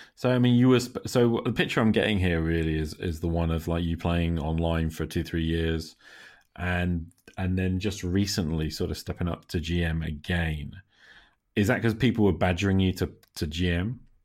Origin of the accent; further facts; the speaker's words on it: United Kingdom; I am speaking here as a Brit